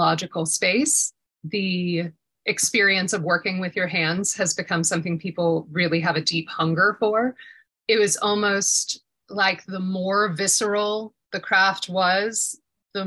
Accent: Atlanta, Georgia, United States; I've always been a city girl, born and raised in Atlanta.

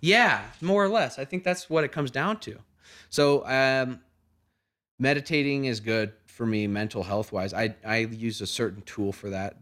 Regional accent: Oregon, United States; moved away as an adult; now in Colorado, United States; I've only been out here for, out here for a few months, but I mean, I grew up in Oregon.

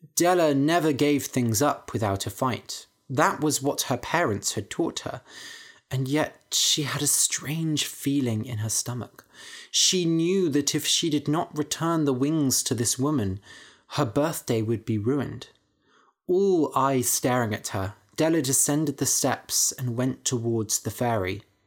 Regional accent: Bath, South West England, United Kingdom; I grew up in Bath nearby

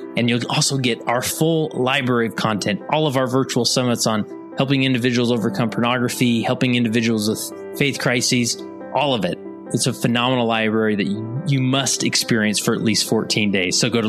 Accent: West Valley City, Utah, United States; now in Stansbury Park, United States; I live in Stansbury Park, Utah, which is in Tooele County. I grew up in West Valley City

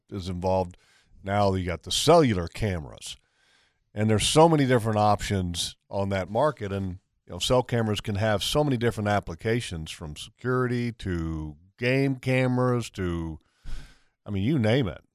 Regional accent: Virginia, United States; my dad's from Virginia, you know, where I was raised at.

